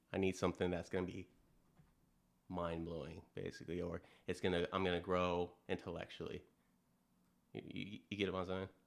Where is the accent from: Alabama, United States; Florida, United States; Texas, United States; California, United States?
California, United States; moved away; originally I'm from California, moved here in two thousand six